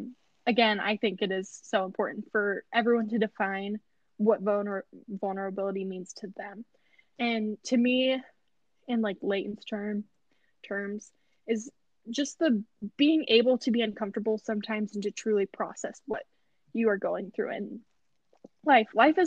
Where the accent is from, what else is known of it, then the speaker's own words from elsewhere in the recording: Midwest, United States; Midwest. Like, we're not even from Texas, guys.